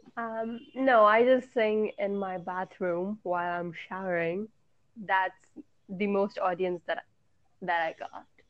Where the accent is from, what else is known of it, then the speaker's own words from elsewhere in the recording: India; I am from India